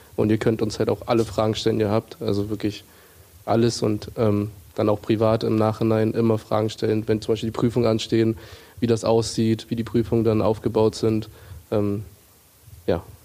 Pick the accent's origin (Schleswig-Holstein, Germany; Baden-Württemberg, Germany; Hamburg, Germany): Hamburg, Germany; Ich komme aus Hamburg, also ich hatte hier noch meinen Freundeskreis, ich habe meine Familie hier